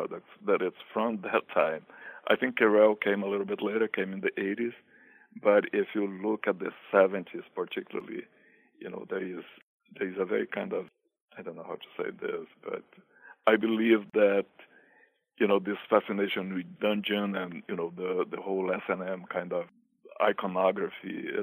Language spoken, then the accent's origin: English; Brazil; moved away as an adult; now in New York, United States; I am actually originally from Brazil, and I came to New York in 1988.